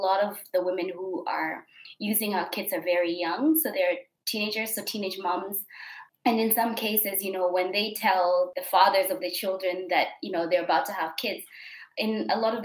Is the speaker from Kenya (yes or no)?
yes; Kenya; moved away as an adult; also born or lived in Australia; now in Adelaide, Australia; I was born in Kenya